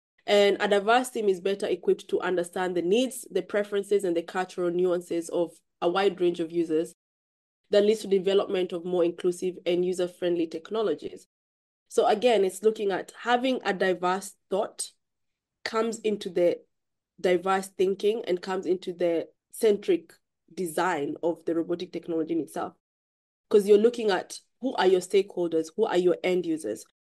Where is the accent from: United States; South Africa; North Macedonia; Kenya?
Kenya; now in United Kingdom; I grew up in Kenya myself. So I have that upbringing of where I grew up in an environment where robotics wasn't even in my head growing up. To come into the UK, move into the UK